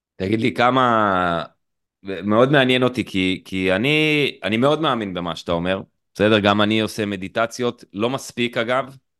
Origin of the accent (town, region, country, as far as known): Eilat, Southern District, Israel